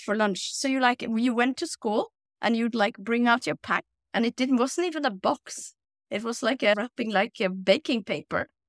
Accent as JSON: {"language": "English", "region": "Oslo", "country": "Norway", "tie": "born or raised there", "also_born_or_lived": "United States / Tunisia / France / Trinidad and Tobago", "moved": "as an adult", "said": "I grew up in Oslo, uh, with my mom"}